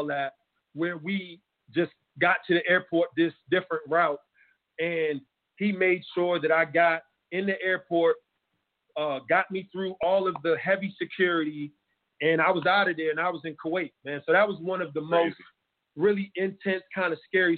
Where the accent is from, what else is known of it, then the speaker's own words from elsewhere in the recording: United States; being American